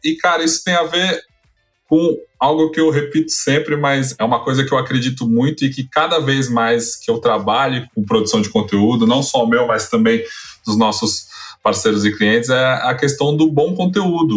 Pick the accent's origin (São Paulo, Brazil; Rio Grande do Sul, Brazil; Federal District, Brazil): São Paulo, Brazil; born or raised there